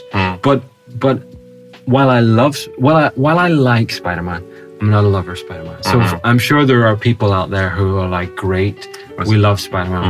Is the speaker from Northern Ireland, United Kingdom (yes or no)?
yes; Northern Ireland, United Kingdom; I'm from the UK. I'm not English. I'm Northern Irish English.